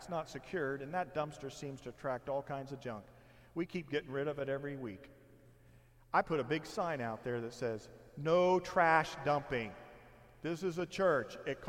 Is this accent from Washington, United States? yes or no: no; Indiana, United States; now in Temecula, United States; some of you know that my wife and I, we come from Indiana. 7 years ago, we packed up the moving van and our vehicles, and we drove here.